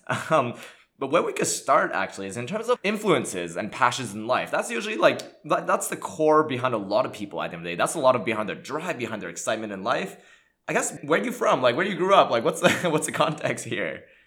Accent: Montreal, Quebec, Canada; English is a second language; I grew up in Montreal, Canada

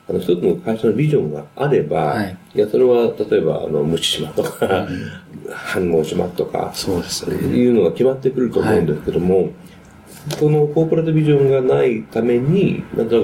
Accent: Canada; also born or lived in United States; そのカナダで、アメリカで生まれてカナダで育ったんですけども、そのカナダで予想以上に日本人というのはいなかったんですね、当時。

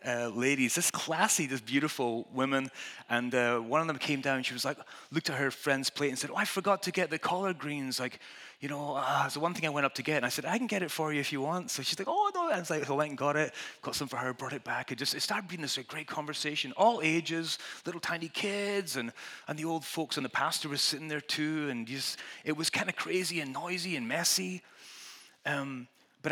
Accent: Scotland, United Kingdom; I'm Scottish

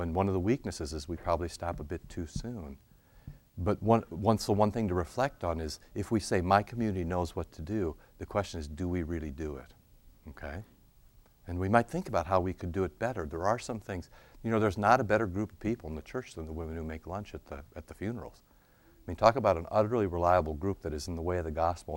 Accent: Cedar Rapids, Iowa, United States; Cedar Rapids, Iowa, my hometown

